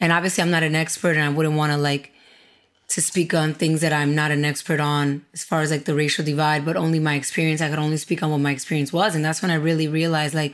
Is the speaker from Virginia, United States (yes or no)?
no; New York City, New York, United States; also born or lived in Dominican Republic / Miami; I grew up in Brooklyn, in the United States